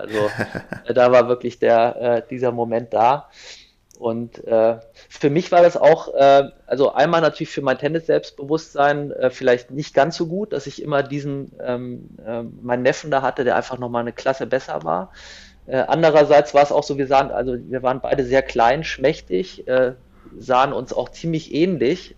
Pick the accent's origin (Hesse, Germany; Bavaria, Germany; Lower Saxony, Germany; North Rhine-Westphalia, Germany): Hesse, Germany; Kassel; ich komme aus Nordhessen, aus Kassel